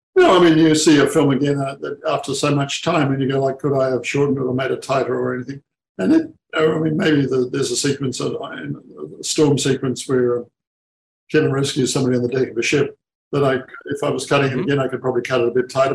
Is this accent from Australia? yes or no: yes; Australia; being as an Aussie